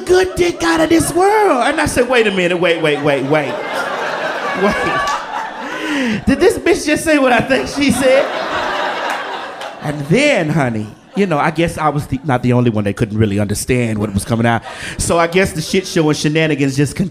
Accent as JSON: {"language": "English", "region": "the South", "country": "United States", "said": "I'm from the South. So being from the South, you know, we are Bible people"}